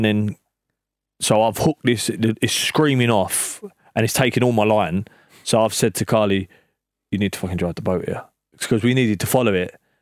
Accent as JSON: {"language": "English", "region": "London", "country": "United Kingdom", "said": "we're from East London, both of us."}